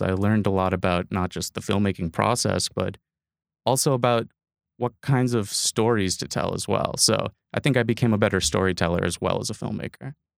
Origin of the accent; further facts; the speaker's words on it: Appleton, Wisconsin, United States; now in Fish Creek, United States; I grew up in Appleton, which is down in the Fox Cities.